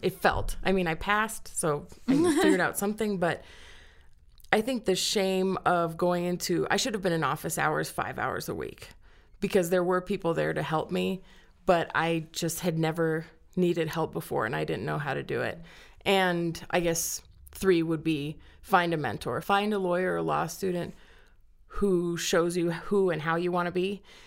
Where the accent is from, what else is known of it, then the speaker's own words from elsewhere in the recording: Cañon City, Colorado, United States; also born or lived in Miami, Florida; I grew up in Canyon City, graduated from Canyon City High School.